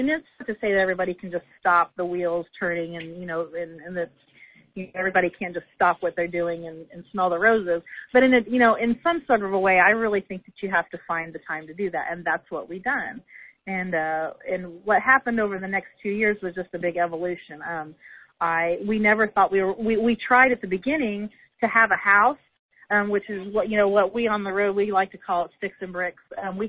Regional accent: Indiana, United States; Like, you know, we're from Indiana.

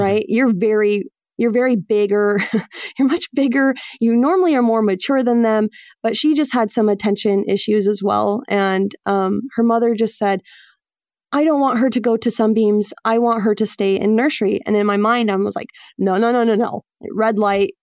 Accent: Mesa, Arizona, United States; moved away as an adult; also born or lived in Utah / Buffalo, New York; now in Boston, United States; I grew up in Arizona, Mesa, Arizona, which is kind of like a mini Utah

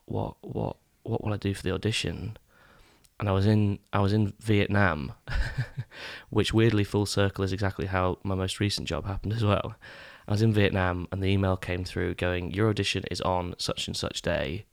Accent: East Neuk, Scotland, United Kingdom; also born or lived in England; I grew up in the East Nuke

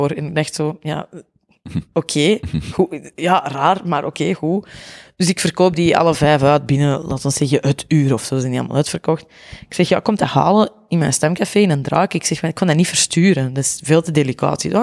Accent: Antwerp, Belgium; Dat komt sowieso deels door mijn accent. Dat is gewoon zo. Antwerpenaren komen heel arrogant over.

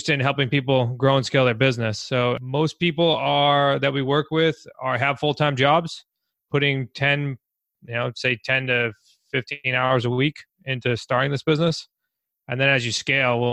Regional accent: New England, United States; As we are from New England

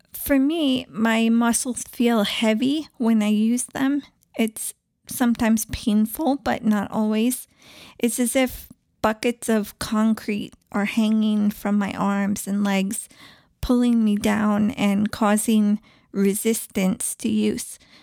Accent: East Coast, United States; moved away; also born or lived in Southwest / India; I grew up on the East Coast

